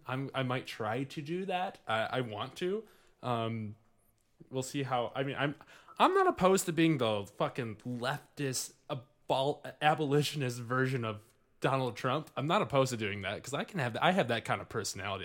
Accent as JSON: {"language": "English", "town": "Livonia", "region": "Michigan", "country": "United States", "tie": "born or raised there", "said": "I grew up in Livonia"}